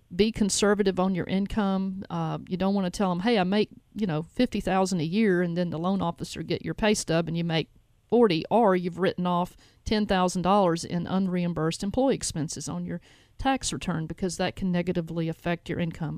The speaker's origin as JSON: {"language": "English", "town": "Jackson", "region": "Tennessee", "country": "United States", "said": "I'm from Jackson"}